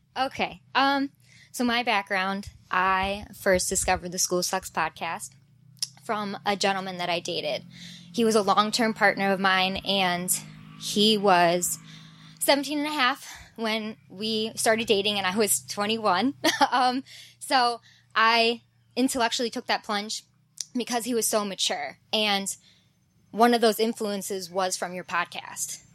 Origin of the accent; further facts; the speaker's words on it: Cleveland, Ohio, United States; I was from Cleveland